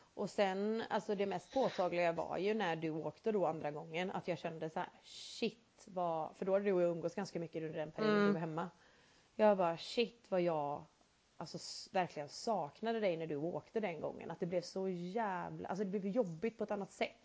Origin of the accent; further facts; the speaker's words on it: Sweden; vi är svenskar